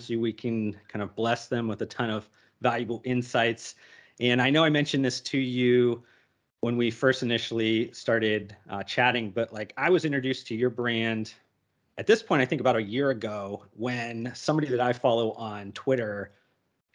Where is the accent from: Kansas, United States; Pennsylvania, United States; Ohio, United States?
Ohio, United States; Youngstown; moved away; I grew up Northeast Ohio in Youngstown